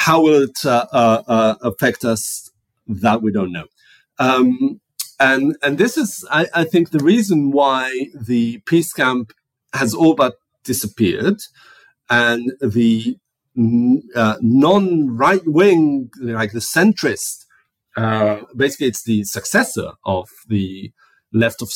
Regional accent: Tel Aviv, Tel Aviv District, Israel; when I was growing up in Tel Aviv in the 1980s

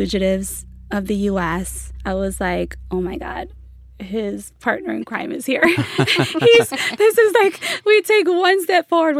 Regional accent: Chicago, Illinois, United States; moved away; I grew up in the Pilsen neighborhood, which is right next to Little Village.

